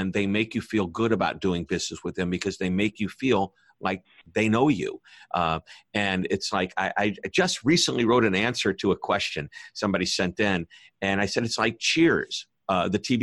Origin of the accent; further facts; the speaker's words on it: Missouri, United States; I'm from Missouri, the show me state